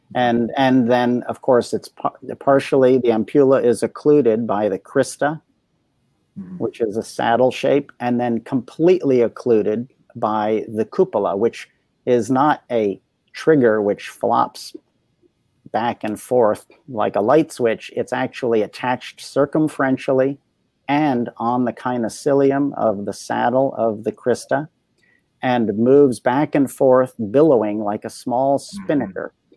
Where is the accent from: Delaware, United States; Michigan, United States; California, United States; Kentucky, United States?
Delaware, United States; I grew up in Delaware